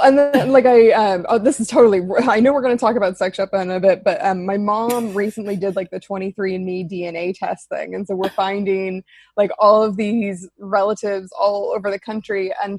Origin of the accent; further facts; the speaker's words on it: Seattle, Washington, United States; moved away as an adult; also born or lived in Dublin, Ireland; now in Sligo, Ireland; I'm originally from Seattle, Washington in the States, and I moved to Ireland 15 years ago